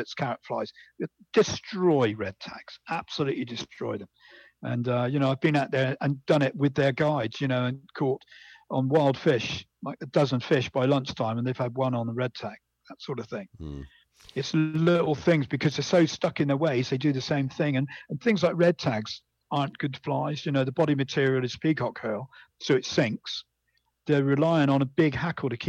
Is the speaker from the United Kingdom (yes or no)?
yes; Bridgwater, South West England, United Kingdom; I was brought up in Bridgewater in Somerset in England